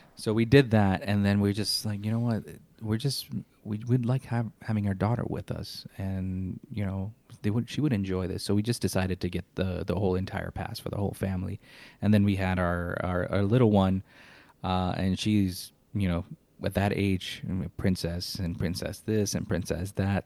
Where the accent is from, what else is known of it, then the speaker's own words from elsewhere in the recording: Chicago, Illinois, United States; now in Orlando, United States; I'm originally from Chicago, Illinois. I moved to Orlando in nineteen ninety-eight.